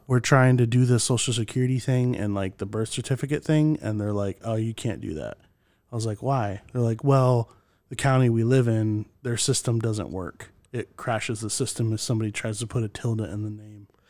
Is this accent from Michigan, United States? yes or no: yes; Michigan, United States; we grew up in Michigan